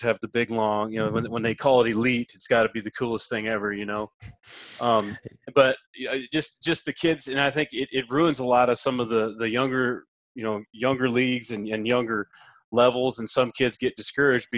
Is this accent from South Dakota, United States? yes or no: yes; South Dakota, United States; I'm from South Dakota